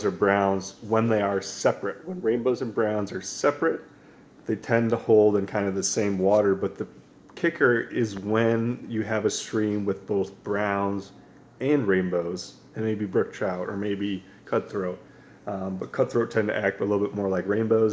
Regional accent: Western New York, United States; moved away; also born or lived in Pennsylvania / Colorado / Montana; growing up in Western New York

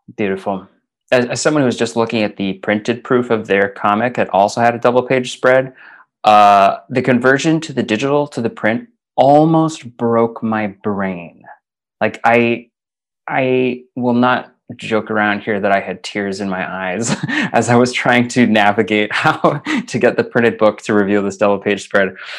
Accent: Calgary, Alberta, Canada; moved away as an adult; now in Scotland; back home to Calgary uh, Alberta

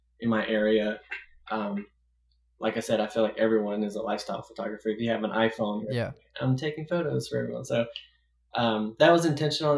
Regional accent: the South, United States; I grew up in the South

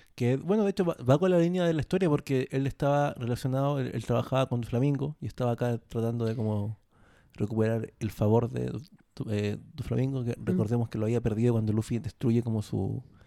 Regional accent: Chile

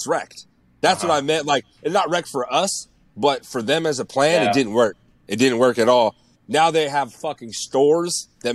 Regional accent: Bay Area, California, United States; I'm from the Bay Area

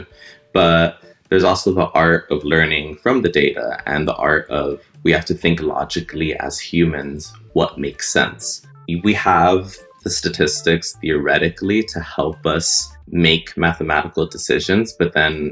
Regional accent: United States; growing up in America as Latino

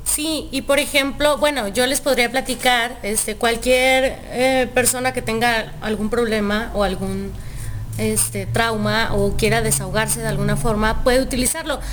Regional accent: Chihuahua, Mexico; now in Guadalajara, Mexico; yo soy de Chihuahua.

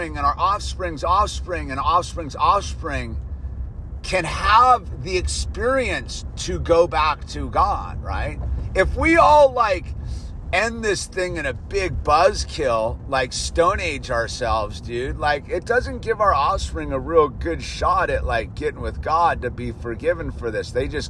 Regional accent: United States; I am an American

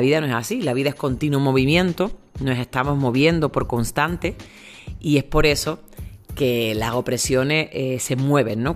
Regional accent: Spain; moved away; also born or lived in El Salvador; tengo el pasaporte europeo, soy española, soy europea

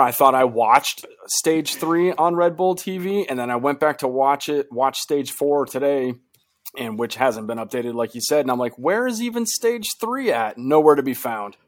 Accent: United States; we're two American guys

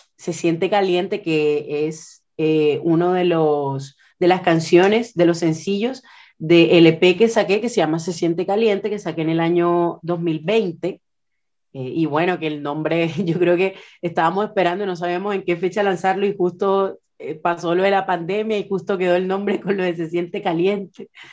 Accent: Puerto Colombia, Atlántico, Colombia; also born or lived in Barranquilla, Colombia; now in Concepción, Chile; Yo nací en la ciudad de Barranquilla, Colombia, en la costa atlántica colombiana, pero me crié toda mi vida en un pueblito que está a las afueras de Barranquilla que se llama Puerto

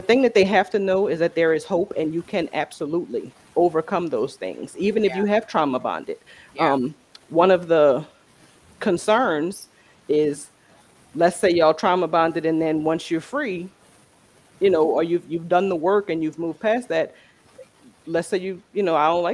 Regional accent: New Orleans, Louisiana, United States; moved away as an adult; now in Texas, United States; we're from New Orleans. So coming through, and we're here in Texas because of Hurricane Katrina.

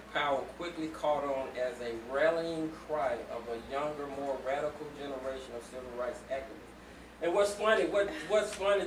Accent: Atlanta, Georgia, United States; my hometown, Summerhill, Georgia

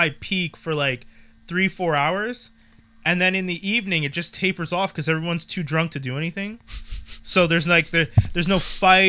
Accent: Montreal, Quebec, Canada; born or raised there

